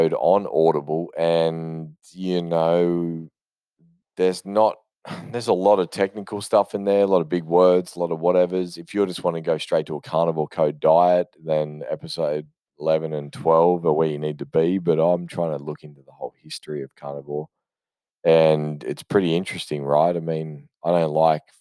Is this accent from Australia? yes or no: yes; Australia; I am Australian